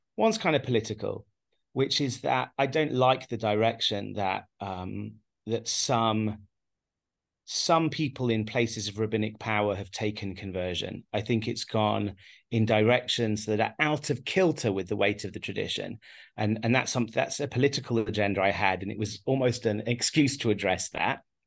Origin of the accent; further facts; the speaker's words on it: England, United Kingdom; now in Haifa, Israel; born and raised in England